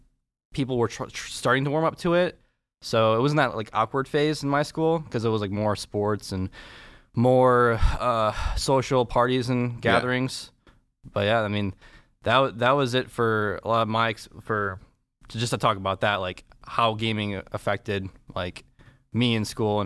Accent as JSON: {"language": "English", "town": "Ann Arbor", "region": "Michigan", "country": "United States", "tie": "born or raised there", "said": "Born and raised in Ann Arbor."}